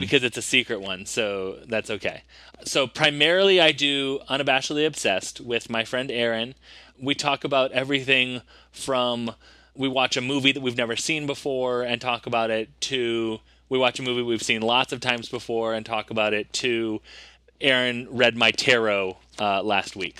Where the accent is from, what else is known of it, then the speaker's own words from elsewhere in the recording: United States; I'm also American despite my, uh, smooth British accent